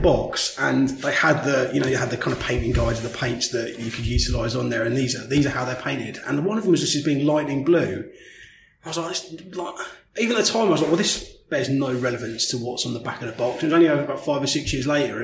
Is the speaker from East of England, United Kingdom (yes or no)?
yes; St Albans, East of England, United Kingdom; I grew up in St Albans.